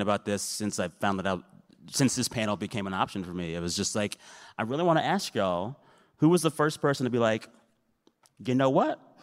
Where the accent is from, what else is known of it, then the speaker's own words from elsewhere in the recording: San Antonio, Texas, United States; I'm from San Antonio